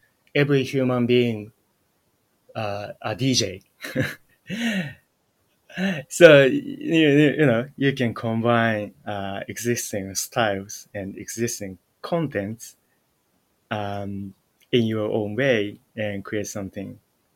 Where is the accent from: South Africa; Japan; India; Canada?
Japan; I was born in Japan and grew up in Japan